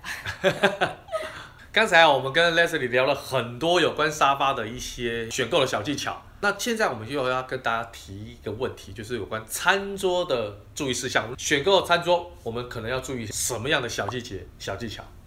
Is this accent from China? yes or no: no; Taiwan; 尤其是我们台湾人，哈，可能对这个沙发的要求跟欧美国家的人又不太一样